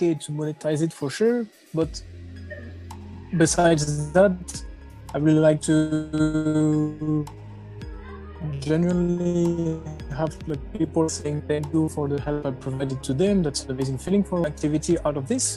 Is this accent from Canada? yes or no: no; France; I was born and raised in France